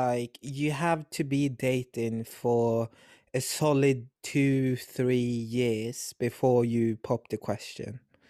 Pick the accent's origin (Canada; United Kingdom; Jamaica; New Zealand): United Kingdom; England; Yeah, it's because I'm British. I'm from England, the glorious land of the Queen.